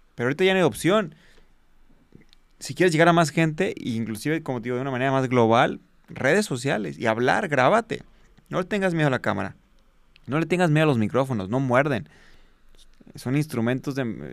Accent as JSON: {"language": "Spanish", "town": "Guadalajara", "region": "Jalisco", "country": "Mexico", "tie": "born or raised there", "said": "soy originado de Guadalajara, Jalisco, Aquí fue donde empezamos"}